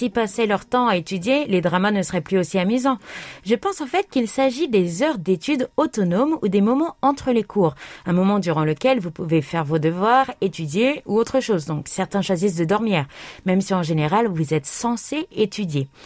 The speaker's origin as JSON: {"language": "French", "town": "Metz", "region": "Grand Est", "country": "France", "tie": "born or raised there", "said": "alors que le marché de Noël de Metz, ma ville natale, présentait des pavillons étrangers, canadiens, russes, etc."}